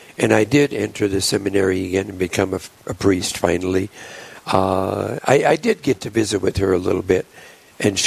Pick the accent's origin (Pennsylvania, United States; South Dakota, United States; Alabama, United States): South Dakota, United States; Polo; I grew up in the St. Laborious Parish in Polo, South Dakota